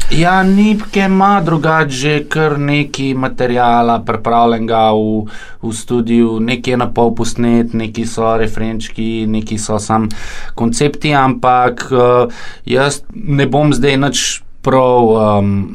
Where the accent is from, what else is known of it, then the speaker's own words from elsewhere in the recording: Ljubljana, Slovenia; prihajam iz Dravel